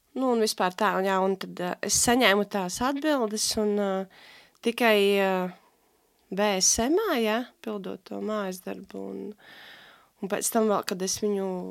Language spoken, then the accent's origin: Latvian; Alūksne, Alūksne Municipality, Latvia; accent: Alūksne accent; moved away as an adult; now in Riga, Latvia; es esmu no Alūksnes. Tagad vairāk kā pusotru gadu esmu rīdzinieci ar uh, jā, skaisto mīlīgo Alūksnes akcentu